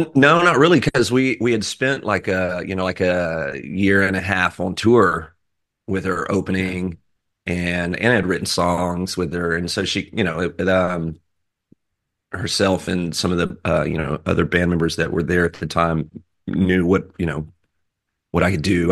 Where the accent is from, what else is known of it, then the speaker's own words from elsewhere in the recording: Texas, United States; I'm from Texas